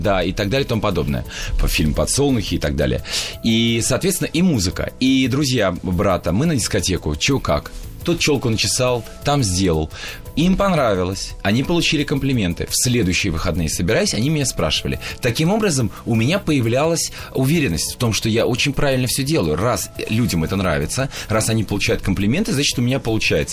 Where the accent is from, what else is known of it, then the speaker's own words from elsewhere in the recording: Baku, Azerbaijan; moved away; я родился в Баку